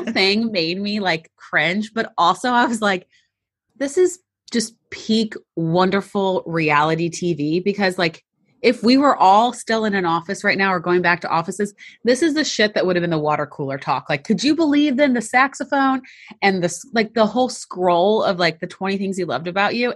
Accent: St. Louis, Missouri, United States; I'm from Saint Louis

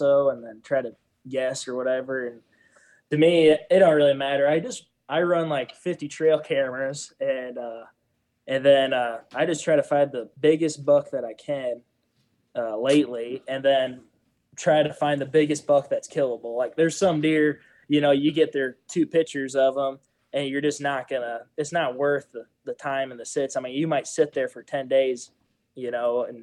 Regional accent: Winnebago, Illinois, United States; moved away as an adult; now in Iowa, United States; I'm originally from Northern Illinois, just outside of Winnebago. Grew up there on my family farm

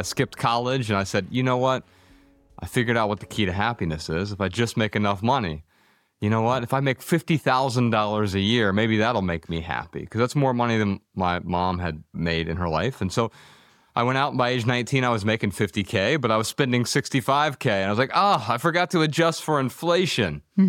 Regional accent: Dayton, Ohio, United States; born there; You know, I grew up really poor. I was born in Dayton, Ohio

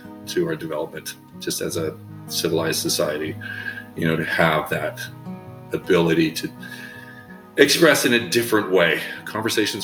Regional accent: southern Saskatchewan, Canada; I was raised in Saskatchewan in Canada

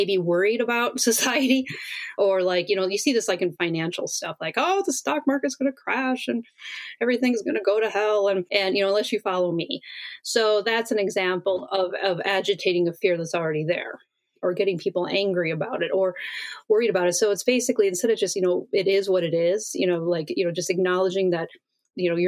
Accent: Wisconsin, United States; I grew up in Wisconsin in the middle of Midwest

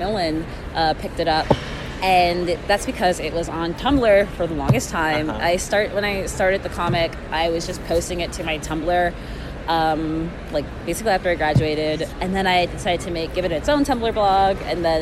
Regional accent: Houston, Texas, United States; I'm from Houston, Texas

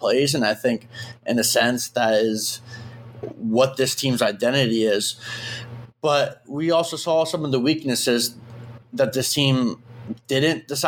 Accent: Lewes, Delaware, United States; I grew up in Lewis, Delaware, my whole entire life down in Sussex County, Delaware.

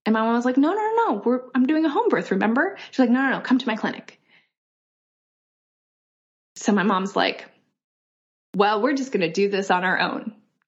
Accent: Kyoto, Japan; born there; I was born in Kyoto, Japan in 1978. And my parents were hippies. They're both from Europe.

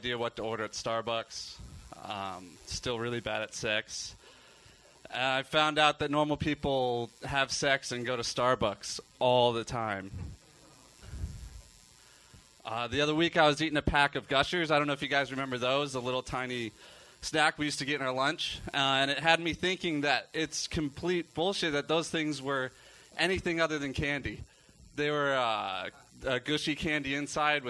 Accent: Orlando, Florida, United States; moved away; also born or lived in Utah; I went to school there. I'm from Florida

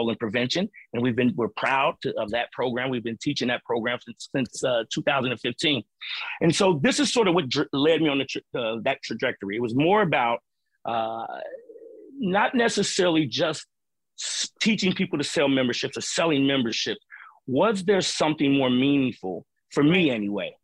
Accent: Cincinnati, Ohio, United States; moved away as an adult; also born or lived in Boston; I grew up in the urban core where I'm from in Cincinnati

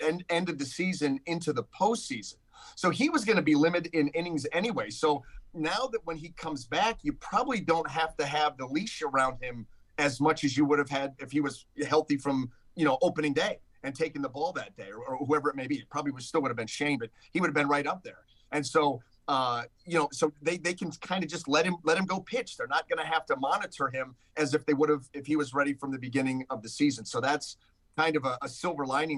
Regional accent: Northeast Ohio, United States; now in St. Petersburg, United States; Growing up in Northeast Ohio

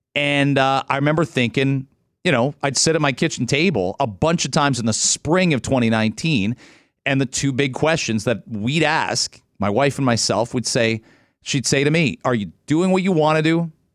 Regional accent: Ontario, Canada; I'm an Ontario kid

